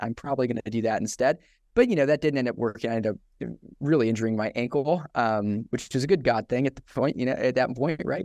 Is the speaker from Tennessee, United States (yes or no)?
yes; Johnson City, Tennessee, United States; also born or lived in Scotland; now in Knoxville, United States; I am from Johnson City, Tennessee, originally, uh, born in Scotland